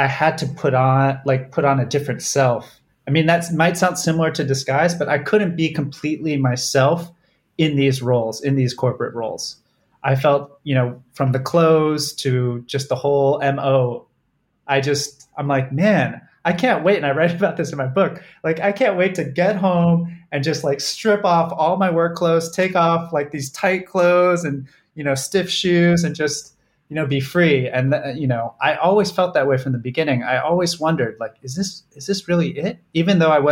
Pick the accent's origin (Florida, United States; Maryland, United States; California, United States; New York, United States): California, United States; Southern; Southern California where I grew up